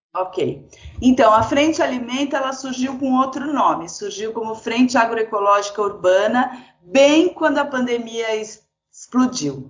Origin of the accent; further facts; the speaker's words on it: São Paulo, Brazil; eu nasci uh, em São Paulo